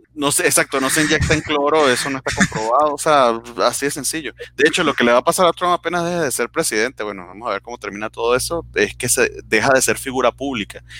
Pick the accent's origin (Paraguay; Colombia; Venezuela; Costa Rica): Venezuela; now in Mexico; vengo de Venezuela donde no existe un carajo